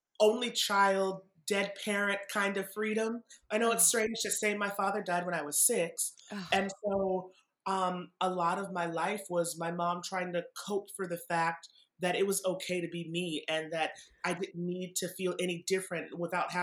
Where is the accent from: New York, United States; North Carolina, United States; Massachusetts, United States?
Massachusetts, United States; I grew up in Massachusetts.